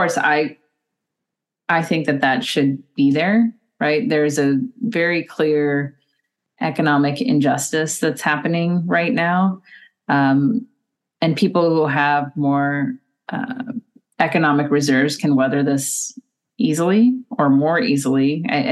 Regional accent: United States; as an American

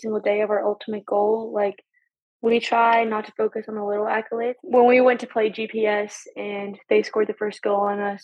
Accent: Knoxville, Tennessee, United States; also born or lived in Edisto, South Carolina; I've grown up around UT my entire life

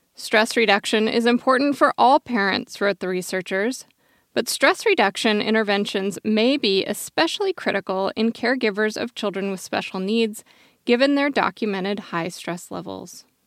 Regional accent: Eugene, Oregon, United States; I grew up in Tracktown, U S A, otherwise known as Eugene, Oregon

